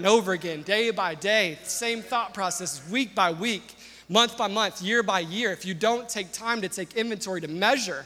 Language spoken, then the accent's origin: English; the South, United States; I'm from the South